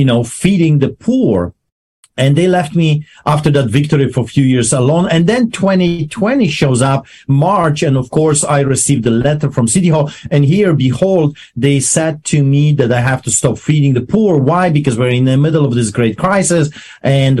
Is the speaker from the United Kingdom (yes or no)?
no; Poland; English is a second language; also born or lived in Greece / Canada; now in Calgary, Canada; I am a Polish immigrant. I grew up behind the Iron Curtain in Poland under the boots of the Soviets.